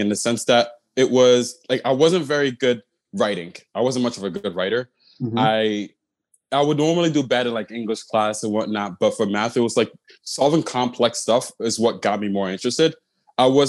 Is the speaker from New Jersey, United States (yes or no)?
yes; Newark, New Jersey, United States; So I was born in Newark, New Jersey. My parents, my mom and my dad were originally from Ghana.